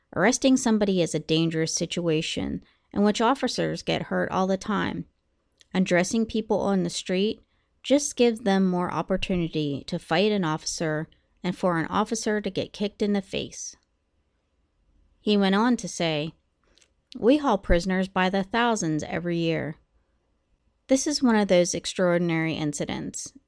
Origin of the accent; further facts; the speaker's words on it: United States; also born or lived in Columbus, Ohio; My hometown is about an hour from Pittsburgh